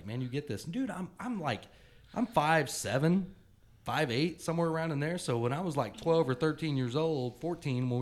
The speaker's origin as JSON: {"language": "English", "region": "North Carolina", "country": "United States", "moved": "yes", "lives_now": "Oklahoma City, United States", "said": "I'm from North Carolina originally, and Dad's main deal with having an aircraft was to be able to fly home for holidays"}